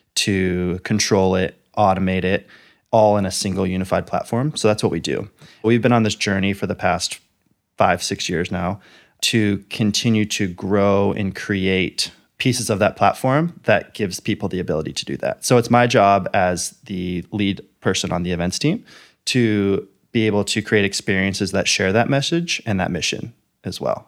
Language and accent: English; Bay Area, Silicon Valley, California, United States; also born or lived in Los Angeles, California; I grew up in the Bay Area, so I kinda grew up in the tech world. I grew up in Silicon Valley